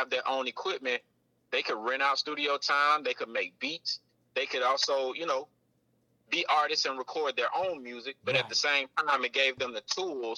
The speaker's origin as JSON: {"language": "English", "town": "Atlanta", "region": "Georgia", "country": "United States", "said": "So I'm from Atlanta, my Southwest DZ"}